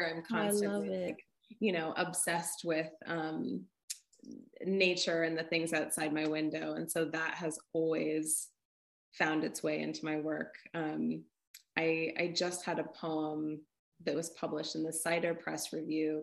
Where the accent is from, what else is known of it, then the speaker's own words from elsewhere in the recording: North Shore of Massachusetts, United States; also born or lived in Bay Area, California; now in Vermont, United States; I grew up on the North Shore of Massachusetts by the beach